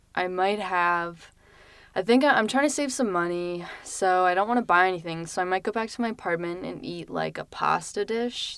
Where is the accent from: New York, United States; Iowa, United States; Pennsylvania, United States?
Pennsylvania, United States; Lancaster; moved away as an adult; now in Philadelphia, United States; I'm from Lancaster, Pennsylvania, um, which is, like, where all the Amish people reside, and so, um, I didn't really like it too much growing up